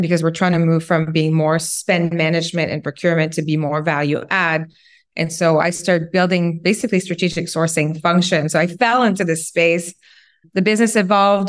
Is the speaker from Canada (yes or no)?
yes; Quebec, Canada; English is a second language; moved away as an adult; also born or lived in West Coast; I'm originally from Quebec, French Canadian. Left Quebec a long time ago to become a ski instructor, actually on the West Coast, and then went to university, learned English.